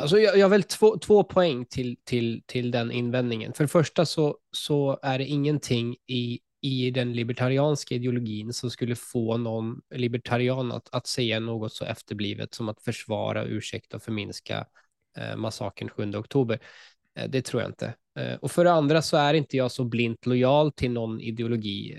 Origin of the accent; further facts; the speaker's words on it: Sweden; som svensk jude